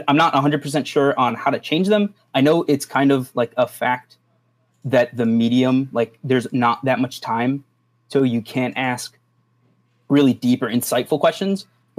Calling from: Chicago, Illinois, United States

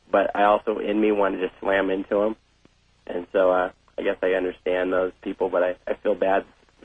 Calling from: San Diego, California, United States; I'm calling from San Diego.

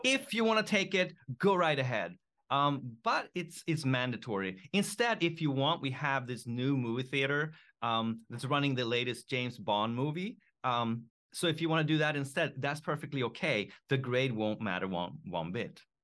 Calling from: Japan; I am calling in from Japan

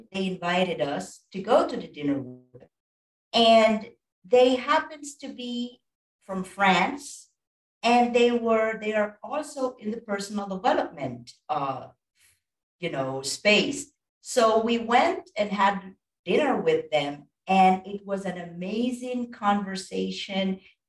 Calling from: Costa Rica; And I'm coming from Costa Rica. I'm not sure if you've heard about this wonderful country

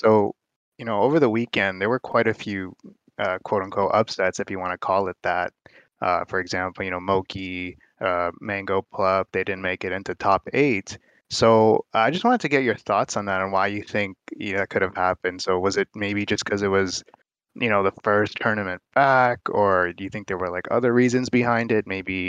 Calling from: Toronto, Ontario, Canada; Hey, I'm calling in from Toronto, Canada.

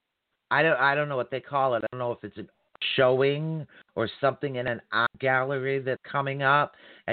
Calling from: Massachusetts, United States; Not at Cape, but yeah, closer to Cape Cod, past Boston. Yeah. So, yeah, I'm over in that particular area.

